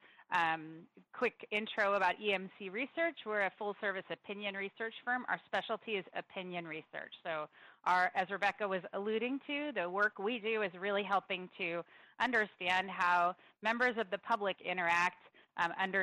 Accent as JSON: {"language": "English", "area": "Santa Clara County", "region": "California", "country": "United States", "tie": "born or raised there", "said": "I grew up in Santa Clara County as well, not in San Jose"}